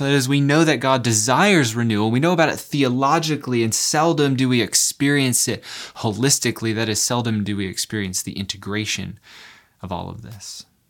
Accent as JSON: {"language": "English", "town": "San Diego", "region": "California", "country": "United States", "tie": "born or raised there", "said": "I, I grew up in San Diego"}